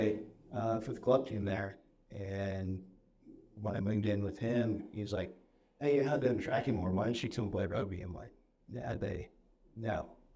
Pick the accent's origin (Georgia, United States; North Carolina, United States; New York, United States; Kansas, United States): Kansas, United States; Slide of Kansas is my hometown, so.